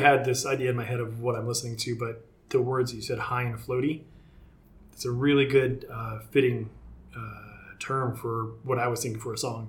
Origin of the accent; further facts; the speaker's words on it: Seattle, Washington, United States; I'm from Seattle